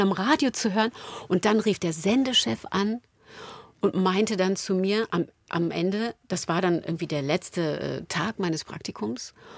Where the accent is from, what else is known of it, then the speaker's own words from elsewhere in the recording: Berlin, Germany; Da sind wir beide an der Mauer groß geworden